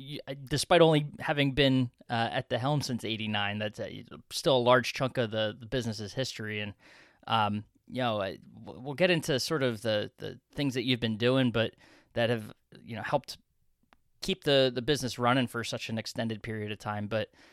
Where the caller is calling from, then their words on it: Philadelphia, Pennsylvania, United States; You know, I'm talking from Philadelphia over here, so a town of a couple millions. So definitely quaint compared to, to where I sit.